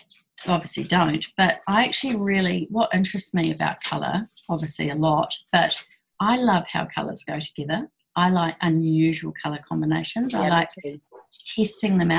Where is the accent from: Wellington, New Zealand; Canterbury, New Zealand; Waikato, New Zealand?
Canterbury, New Zealand; Christchurch; also born or lived in Blenheim; old Christchurch people